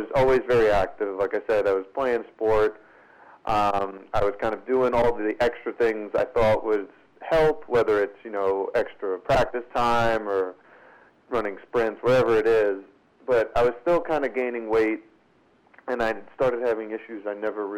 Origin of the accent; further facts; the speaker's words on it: New York City, New York, United States; I'm from Brooklyn, New York. And both of my parents were kind of born and raised here